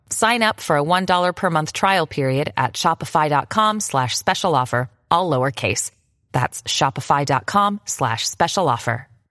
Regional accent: Mexico; me enseñaron eso desde niño como mexicano.

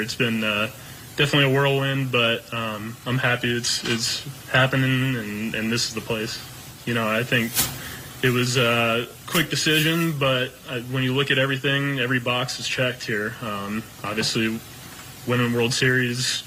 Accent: Atlanta, Georgia, United States; It's my hometown. Family lives in Atlanta

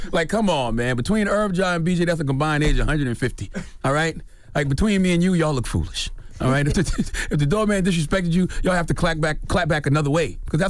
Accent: the South, United States; I'm not a bagel guy. I'm from the South. I'm a biscuit guy.

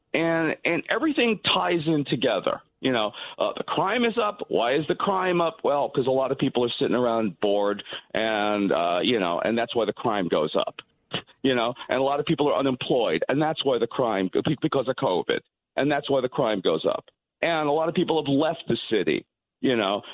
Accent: New York City, New York, United States; like most Jewish guys growing up in Brooklyn.

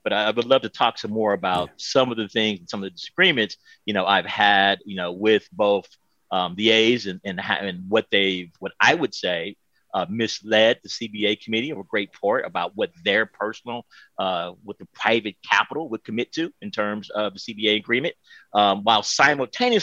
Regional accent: Oakland, California, United States; as a Black man growing up in Oakland, America

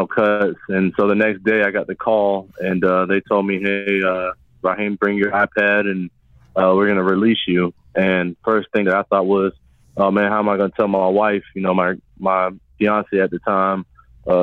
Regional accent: New Smyrna Beach, Florida, United States; I grew up in New Smyrna Beach, Florida

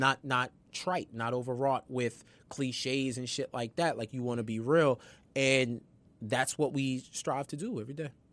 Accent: New York, United States; I'm from New York

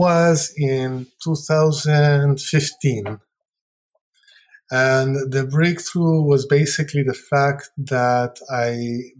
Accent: Lima, Peru; now in United States; I've been living here longer than I have in Peru.

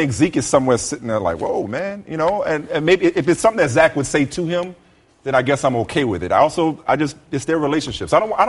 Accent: New Orleans, Louisiana, United States; now in Los Angeles, United States; that's why it's my hometown

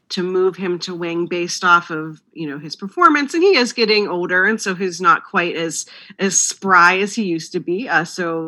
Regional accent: outside of Pittsburgh, Pennsylvania, United States; I grew up outside of Pittsburgh

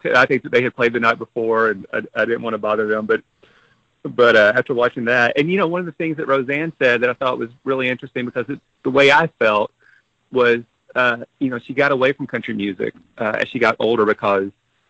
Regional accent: the South, United States; And I grew up in the South. I grew up with country music

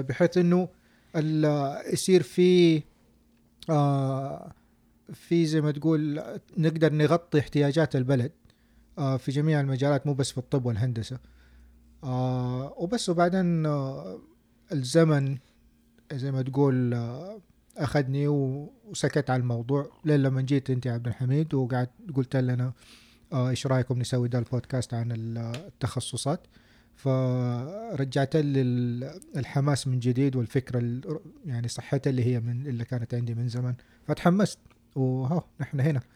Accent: Saudi Arabia; now in United States; عندنا في السعودية

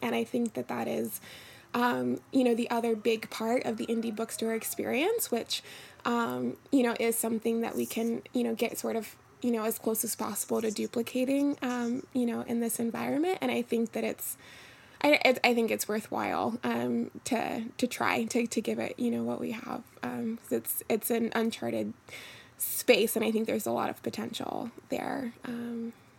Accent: Philadelphia, Pennsylvania, United States; now in New York, United States; Yeah, so I am pretty new to New York. Um, I'm originally from Philadelphia

